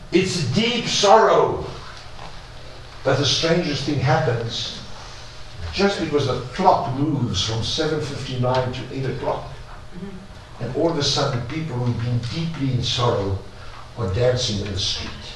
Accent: South Africa; now in Israel; I'm a South African. I lived in an immoral country.

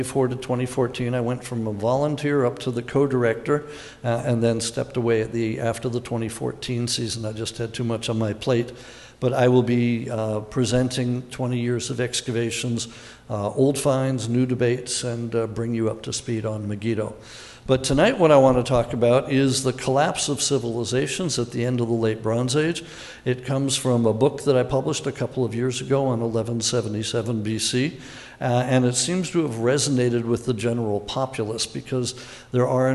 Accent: Malibu, California, United States; moved away; also born or lived in Pacific Palisades; I grew up in Malibu and Pacific Palisades.

